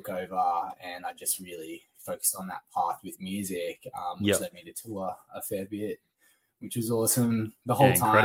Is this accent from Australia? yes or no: yes; Sunshine Coast, Queensland, Australia; moved away as an adult; also born or lived in Brisbane / Dalby; now in Melbourne, Australia; I was born in Brisbane, lived in Dolby for a little while, and then spent from the age of 4 till about 16, on the Sunshine Coast.